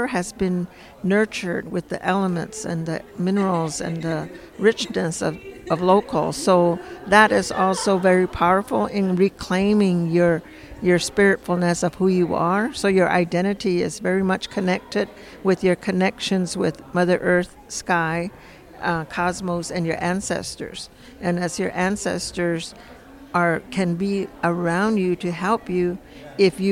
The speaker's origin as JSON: {"language": "English", "town": "San Ildefonso Pueblo", "region": "New Mexico", "country": "United States", "said": "I'm from San Ildefonso Pueblo"}